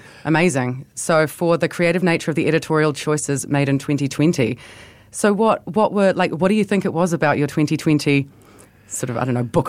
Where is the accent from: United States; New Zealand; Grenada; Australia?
New Zealand; We are from New Zealand